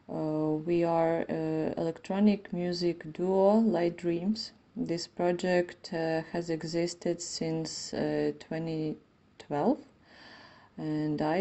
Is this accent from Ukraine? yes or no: yes; Ivano-Frankivsk, Ivano-Frankivsk Oblast, Ukraine; I'm 32. I am a violinist from Ivano Frankivsk, uh, Western Ukraine